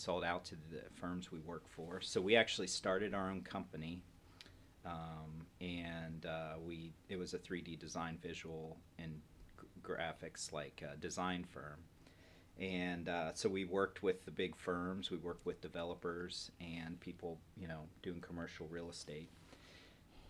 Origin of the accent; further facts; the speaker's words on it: Columbus, Ohio, United States; I'm born and raised in Columbus, Ohio